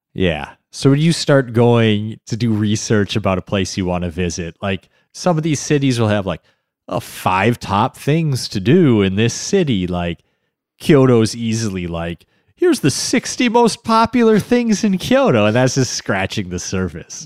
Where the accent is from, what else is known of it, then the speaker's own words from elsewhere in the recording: Midwest, United States; Not just being American, but the Midwest